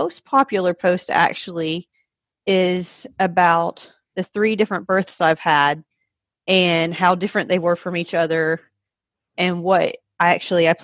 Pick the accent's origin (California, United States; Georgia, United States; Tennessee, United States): Georgia, United States; moved away as an adult; now in Pennsylvania, United States; I am originally from Georgia. I've been in Pennsylvania for about 5.5 years now, so I moved up here for a job